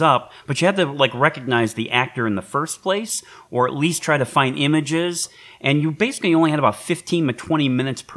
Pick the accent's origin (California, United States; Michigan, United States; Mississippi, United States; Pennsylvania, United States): Michigan, United States; Detroit; in Michigan, growing up in Detroit